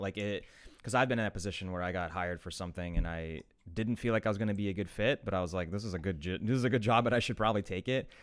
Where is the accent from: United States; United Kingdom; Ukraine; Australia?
Ukraine; moved away; I'm from Ukraine originally too